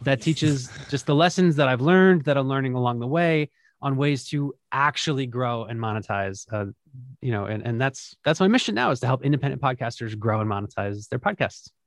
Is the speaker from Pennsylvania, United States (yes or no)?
yes; Philadelphia, Pennsylvania, United States; my hometown of Philadelphia